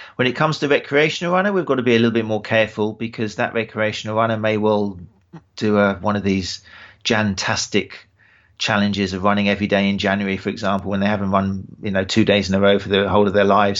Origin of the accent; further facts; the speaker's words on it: Brighton, South East England, United Kingdom; accent: British; my hometown, Brighton